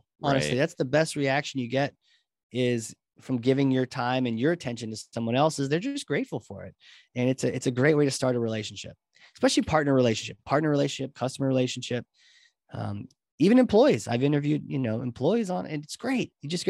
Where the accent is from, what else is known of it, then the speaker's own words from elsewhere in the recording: New Hampshire, United States; I grew up, in New Hampshire, and I was always a little bit of a nerd and a little bit of a theater guy